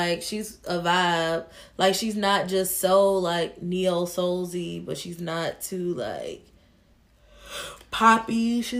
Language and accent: English; Tennessee, United States; I'm from Tennessee.